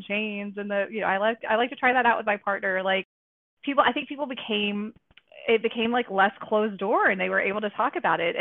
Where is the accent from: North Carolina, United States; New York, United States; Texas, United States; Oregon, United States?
North Carolina, United States; moved away; I grew up in the South I grew up in North Carolina, which is like in this like Bible Belt town